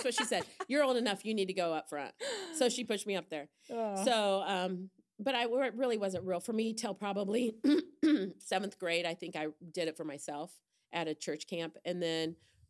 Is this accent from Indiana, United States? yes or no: yes; Fort Wayne, Indiana, United States; born there; also born or lived in New York / Colorado; Well, we started out here. I was born in Fort Wayne.